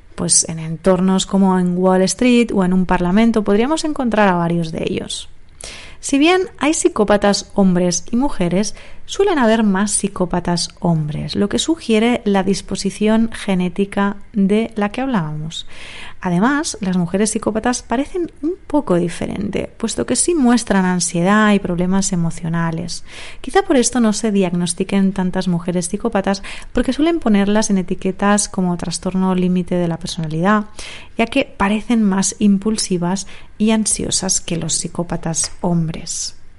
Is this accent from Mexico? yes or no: no; Barcelona, Catalonia, Spain; also born or lived in Granada / Madrid; acabé trabajando en mi ciudad natal, en Barcelona